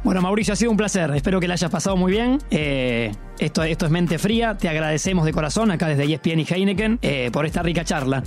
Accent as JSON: {"language": "Spanish", "country": "Argentina", "said": "lo orgulloso que somos los argentinos"}